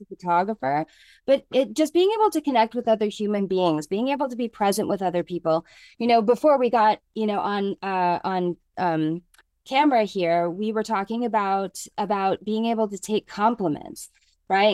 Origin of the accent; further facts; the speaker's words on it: United States; moved away as an adult; also born or lived in New York City; I am a girl from the mountains of Lake Tahoe who grew up with natural hair